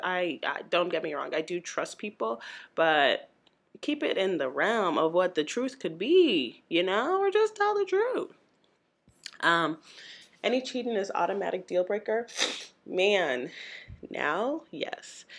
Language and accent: English; St. Louis, Missouri, United States; my hometown, Saint Louis, Missouri